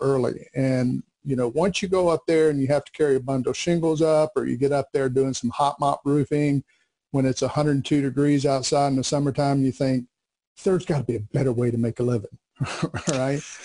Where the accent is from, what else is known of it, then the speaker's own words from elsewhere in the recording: Bessemer City, North Carolina, United States; I came from a small textile town called Bessemer City, not to be confused with Bessemer, Alabama, but right. Bessemer City, North Carolina. And uh, when I was growing up, again, it was it was all about textiles